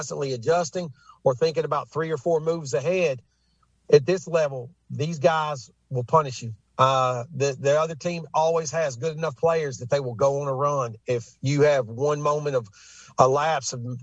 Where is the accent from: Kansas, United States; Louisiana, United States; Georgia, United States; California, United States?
Georgia, United States; Bartow County; I'm a graduate from Cass, and I played basketball at Cass